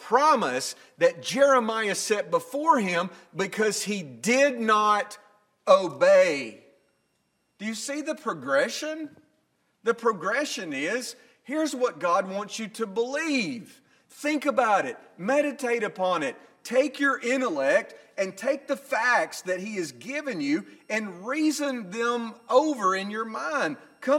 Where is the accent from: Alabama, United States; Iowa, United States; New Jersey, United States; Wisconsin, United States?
Alabama, United States; Northwest; I'm not from Middle Tennessee, but I'm from Northwest Alabama, and I grew up in a culture in which there was right and wrong.